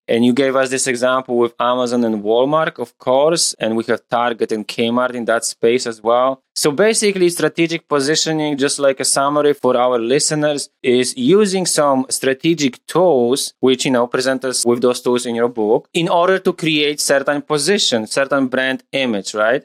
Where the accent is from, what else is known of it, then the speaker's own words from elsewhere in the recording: Poland; moved away; I'm from Poland originally